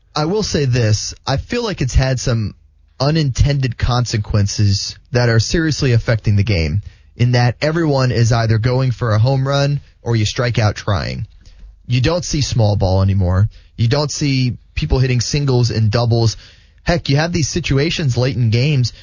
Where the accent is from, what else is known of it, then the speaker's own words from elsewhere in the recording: West Palm Beach, Florida, United States; growing up in West Palm Beach